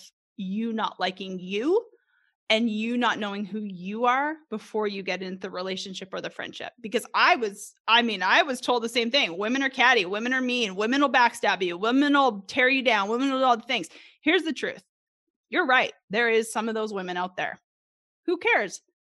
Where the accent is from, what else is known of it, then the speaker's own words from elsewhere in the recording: Edmonton, Alberta, Canada; moved away as an adult; now in Little Rock, United States; grew up in Edmonton, Alberta, right outside of Edmonton until I was about 10 or 11 years old, moved to the city